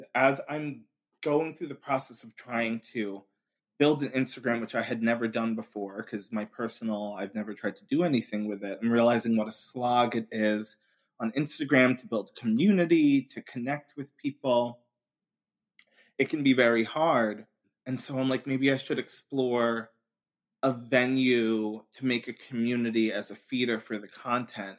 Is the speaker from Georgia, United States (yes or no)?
no; Long Island, New York, United States; now in Brooklyn, United States; I'm from Long Island, New York originally, now living in Brooklyn